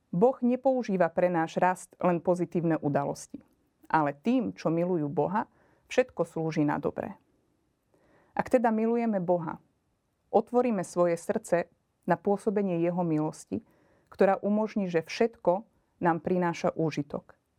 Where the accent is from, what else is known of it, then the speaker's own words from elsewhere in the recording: Margecany, Košice Region, Slovakia; pochádzam z východného Slovenska, z Margecian.